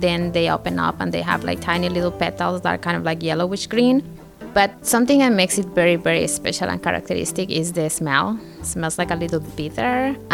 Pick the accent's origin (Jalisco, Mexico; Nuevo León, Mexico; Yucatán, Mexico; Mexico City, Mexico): Yucatán, Mexico; moved away; I'm from Yucatan, Mexico. So I learned to use this plant from my mother. She's Yucateca Maya, I'm also Yucateca Maya